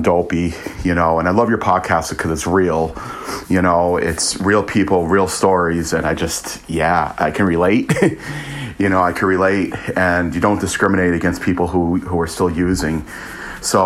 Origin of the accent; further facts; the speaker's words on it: United States; moved away as an adult; also born or lived in Italy; now in Manchester, United Kingdom; I'm American, currently living in Manchester, UK